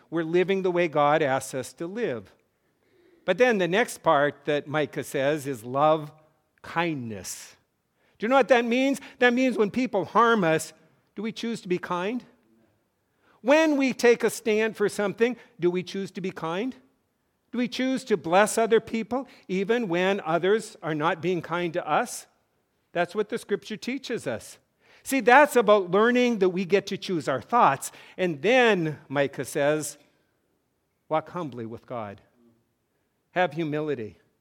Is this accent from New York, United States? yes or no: no; North Dakota, United States; I grew up in North Dakota